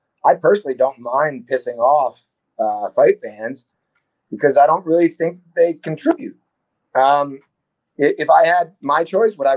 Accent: Boston, Massachusetts, United States; moved away; also born or lived in Bangkok; I'm from Boston

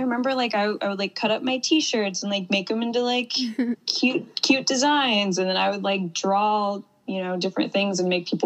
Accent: Ohio, United States; now in Miami, United States; I grew up in a really tiny town in Ohio.

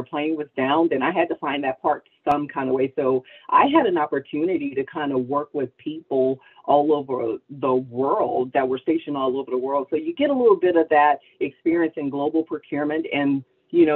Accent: New Orleans, Louisiana, United States; I'm from New Orleans.

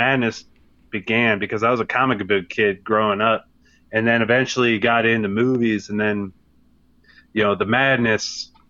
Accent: Virginia Beach, Virginia, United States; I grew up in Virginia Beach.

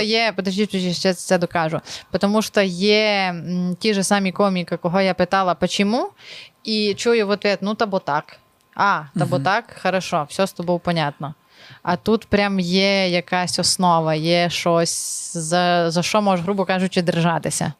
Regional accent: Zakarpattia Oblast, Ukraine; я з Закарпаття, а там все по-другому

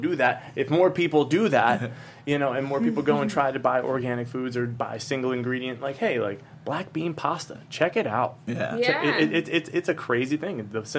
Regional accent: Pennsylvania, United States; moved away; I'm from Pennsylvania, and so I go and visit my family

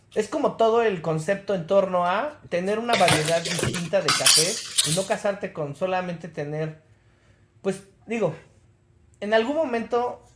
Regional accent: Mexico; also born or lived in Mexico City

